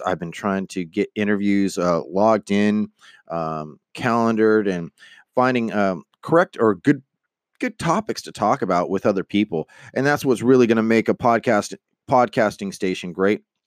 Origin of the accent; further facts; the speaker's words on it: Stockton, California, United States; I'm from Stockton, California